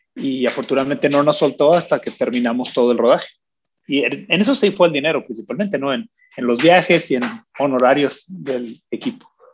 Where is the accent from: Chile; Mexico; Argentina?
Mexico; Agua Prieta, Sonora; yo crecí en Agua Prieta, Sonora